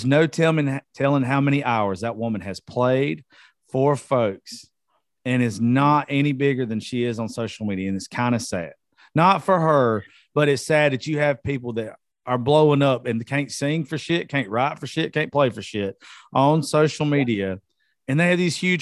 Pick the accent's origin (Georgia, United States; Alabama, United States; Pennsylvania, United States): Georgia, United States; I'm from Georgia